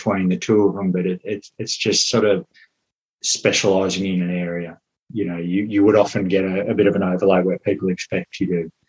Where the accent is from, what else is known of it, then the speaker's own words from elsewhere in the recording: Melbourne, Victoria, Australia; moved away as an adult; now in Westport, Ireland; I'm from Melbourne